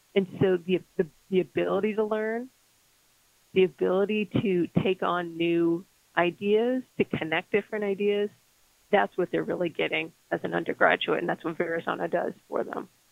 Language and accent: English; Las Cruces, New Mexico, United States; moved away; I went to, to New Mexico State University in my hometown of Las Cruces, New Mexico